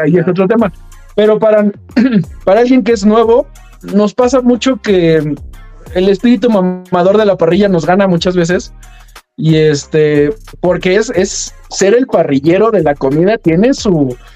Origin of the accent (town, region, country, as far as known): Mexico